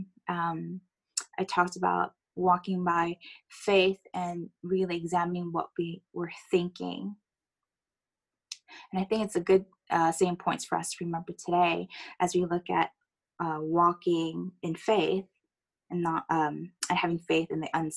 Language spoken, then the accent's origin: English; United States; accent: American; moved away; I am American